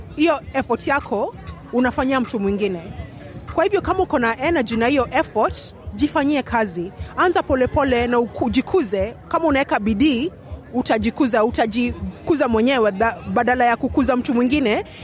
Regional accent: Kenya; now in Australia; tumetoka Kenya

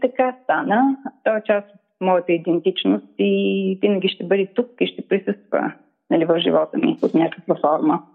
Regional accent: Razgrad, Razgrad Province, Bulgaria; also born or lived in Ruse; аз съм родена в Разград в далечната 1967 година.

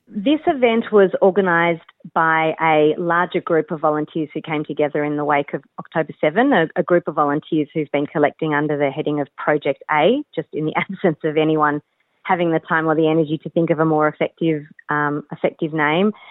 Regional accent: Australia; I born and bred in Australia

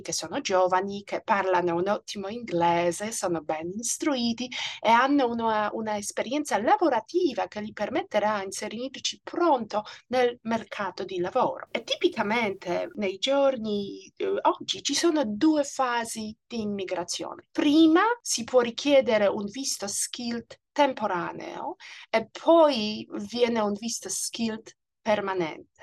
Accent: Poland; Italian is a second language; moved away as an adult; also born or lived in Italy / United States; now in Australia; Io sono nata in Polonia e il mio periodo al liceo e all'università ha coinciso con i cambiamenti geopolitici ed economici dell'Europa centrale

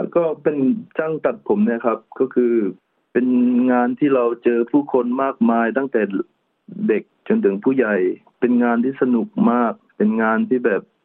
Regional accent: Trang, Thailand; moved away as an adult; อยู่ที่จังหวัดตรังบ้านเกิดของผมเอง

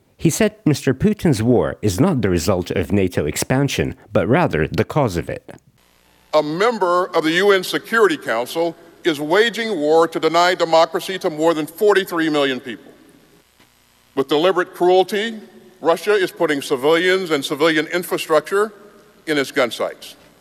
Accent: Melbourne, Victoria, Australia; my home my hometown

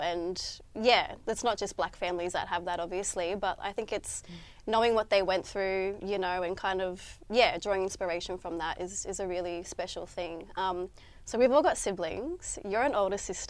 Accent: Sydney, New South Wales, Australia; moved away as an adult; now in Brisbane, Australia; I grew up in Sydney, but I'm currently living in Brisbane at the moment.

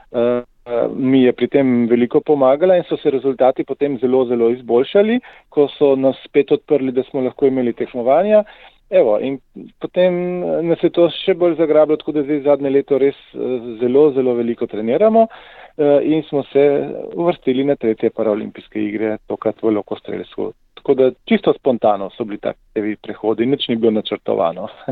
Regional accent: Primorska, below Nanos, Slovenian Littoral, Slovenia; jaz prihajam iz Primorske, se pravi izpod Nanosa.

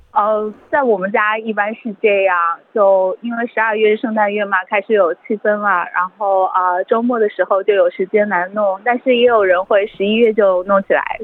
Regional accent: China; now in Australia; 我们中国人

